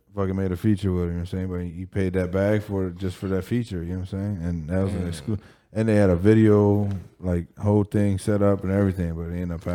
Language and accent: English; East Chicago, Indiana, United States; We grew up in Chicago, East Chicago, right on the other side of the line over there on the east side.